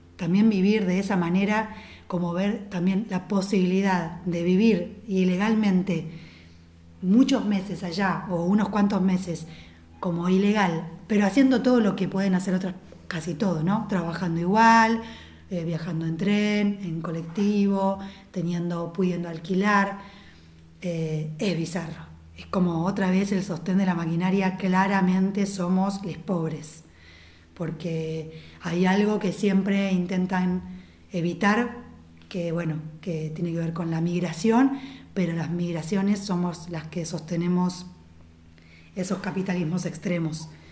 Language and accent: Spanish; Argentina; nosotros como cultura argentina somos un híbrido